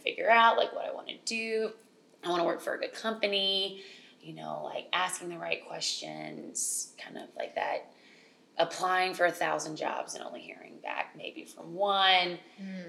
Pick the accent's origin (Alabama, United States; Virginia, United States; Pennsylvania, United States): Alabama, United States; moved away as an adult; now in New York, United States; I'm originally from Alabama. I've been in New York 5 years now.